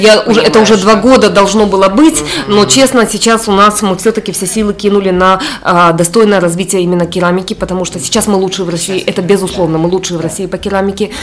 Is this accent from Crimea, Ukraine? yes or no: yes; Simferopol, Crimea, Ukraine; moved away as an adult; also born or lived in Heidelberg, Germany; now in Moscow, Russia; я выросла, где вот в Симферополе а, стреляли